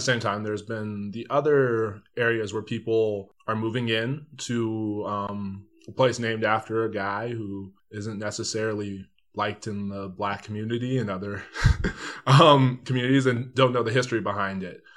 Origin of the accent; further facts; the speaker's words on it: Denver, Colorado, United States; I grew up in Northeast Park Hill